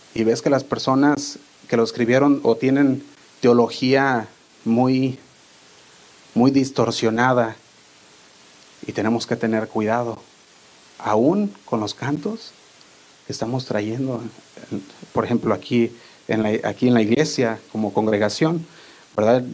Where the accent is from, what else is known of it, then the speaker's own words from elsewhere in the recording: Guadalajara, Jalisco, Mexico; accent: pocho; also born or lived in Fresno, California, United States; now in United States; Yo a veces hablo medio pocho y eso que no soy de aquí, soy de Guadalajara, pero crecí la mayor parte aquí en, podría decir, la mitad de mi vida